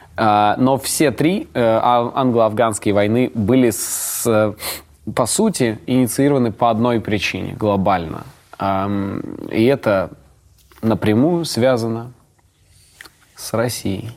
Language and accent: Russian; Ust-Kamenogorsk, East Kazakhstan Region, Kazakhstan; мой родной город Усть-Каменогорск